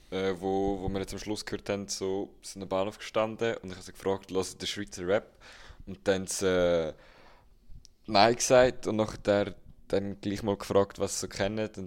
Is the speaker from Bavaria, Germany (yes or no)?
no; Berlin, Germany; now in Switzerland; Ich bin Deutscher aus Berlin, wohne acht Jahre hier und ich selber spreche die Sprache auch nicht